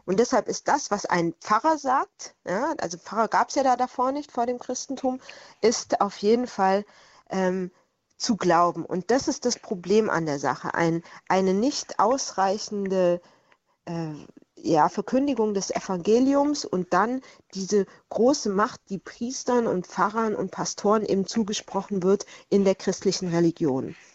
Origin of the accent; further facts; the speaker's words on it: Swabia, Germany; in meiner Heimat im Schwabenland war sogar Kinderhexenverfolgung einer der Schwerpunkte der äh, damaligen äh, juristischen Handlungen